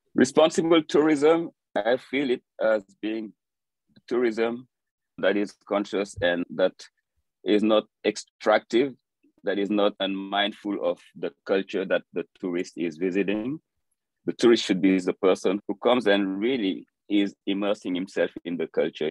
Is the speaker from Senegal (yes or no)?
yes; Dakar, Senegal; moved away as an adult; now in New York, United States; I, grew up in Dakar, the capital city of Senegal